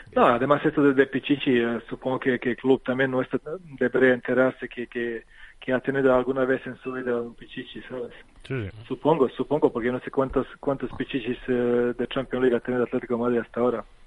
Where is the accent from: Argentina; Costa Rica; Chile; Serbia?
Serbia; Loznica; Spanish is a second language; moved away as an adult; now in Spain; pero nací en, en que es una ciudad eh, pequeñita, pero mi pueblo está, está pegado a un río que se llama Drina y este río es la, frontera actual entre Bosnia y Serbia